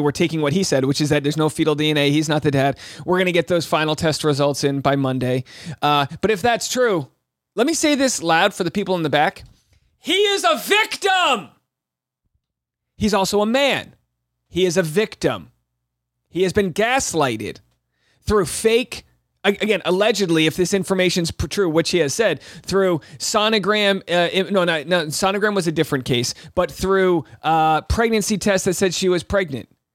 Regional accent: Rhode Island, United States; I'm from Rhode Island

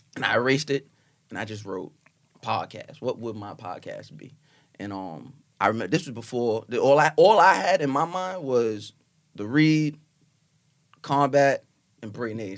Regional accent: Long Island, New York, United States; I'm from Long Island

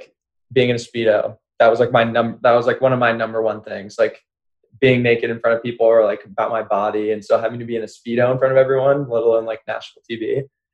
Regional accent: Orange County, California, United States; now in San Diego, United States; I grew up in Orange County

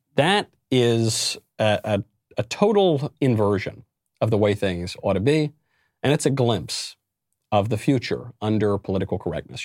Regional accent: New York, United States; my home state of New York

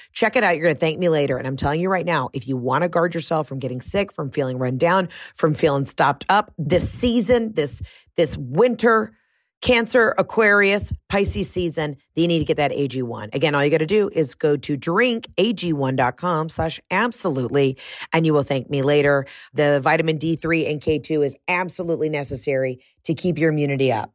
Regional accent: Atlanta, Georgia, United States; I'm from Atlanta, Georgia

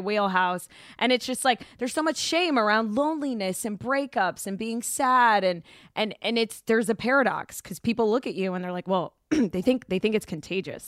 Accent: Boca Raton, Florida, United States; moved away as an adult; also born or lived in Houston, Texas / Orlando, Florida; now in Los Angeles, United States; I grew up in South Florida. And so I went to high school in Boca.

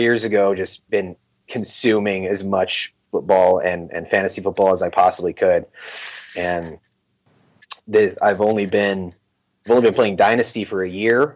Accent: California, United States; now in Phoenix, United States; I'm from California originally

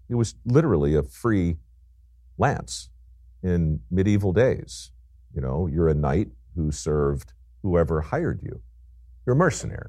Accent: Baltimore, Maryland, United States; as a young guy growing up in Baltimore

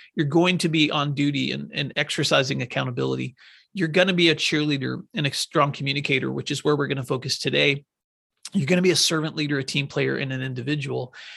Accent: Northwest Tennessee, United States; moved away; When I grew up in Northwest Tennessee, we lived on a farm

